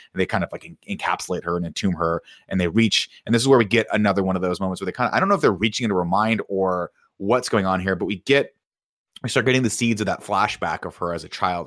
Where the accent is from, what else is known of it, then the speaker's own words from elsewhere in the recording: Riverside, California, United States; growing up in Riverside